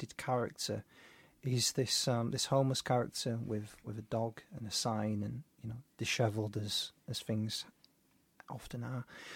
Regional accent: Leeds, Yorkshire and the Humber, United Kingdom; I'm unashamedly from Seacroft

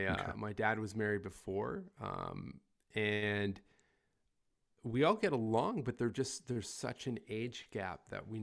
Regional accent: Ontario, Canada; also born or lived in Toronto area; But yeah, born and raised in Canada. I've moved around a little bit within the country, originally from a really small mining town in northern Ontario.

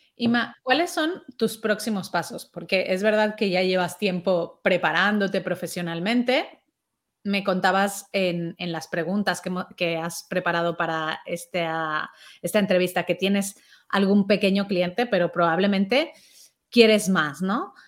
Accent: Mexico; now in Spain; yo soy mexicana

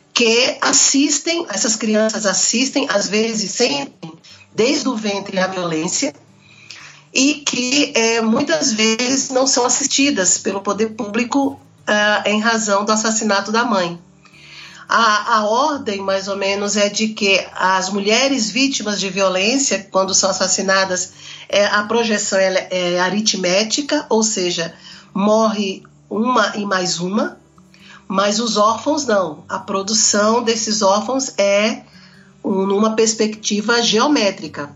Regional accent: Northeast Region, Brazil; eu sou daqui do Brasil, sou do Nordeste

